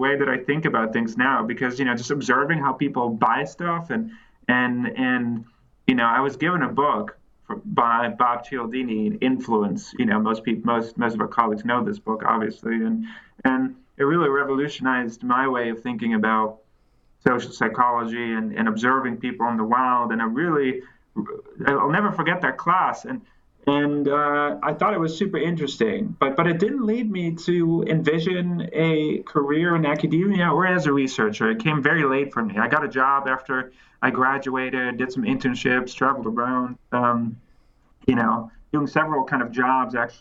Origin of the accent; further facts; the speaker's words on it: Netherlands; also born or lived in California; now in Cambridge, United Kingdom; I'm originally from the Netherlands